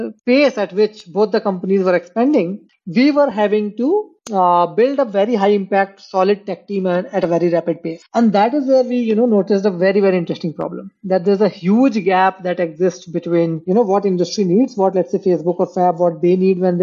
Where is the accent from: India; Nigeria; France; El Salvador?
India; Amarkantak, Madhya Pradesh; I was born in a very small town called Amarkantak, which is like, I think back in 90s, it might have had a population of 500 or so.